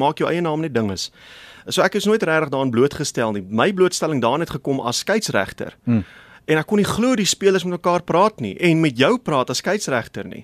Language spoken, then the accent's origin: Afrikaans; South Africa; also born or lived in Kokstad, KwaZulu-Natal / Burgersdorp, Eastern Cape; Kokstad. Hmm. Daar aan die syde van KwaZulu-Natal toe verhuis ons na Burgersdorp in die Oos-Kaap